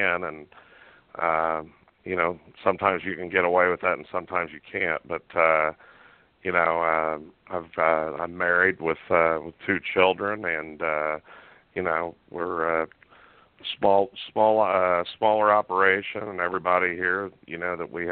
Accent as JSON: {"language": "English", "region": "central Indiana", "country": "United States", "tie": "born or raised there", "said": "I grew up and are born and raised in Indiana, central Indiana, and the great Hoosier State."}